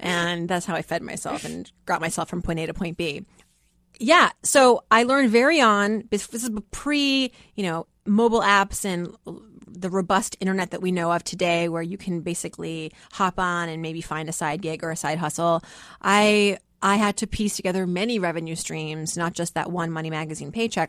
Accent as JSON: {"language": "English", "town": "Worcester", "region": "Massachusetts", "country": "United States", "tie": "born or raised there", "also_born_or_lived": "Philadelphia", "second_language": "English", "moved": "yes", "said": "growing up in Worcester, Massachusetts, you know, most people were Irish Catholic."}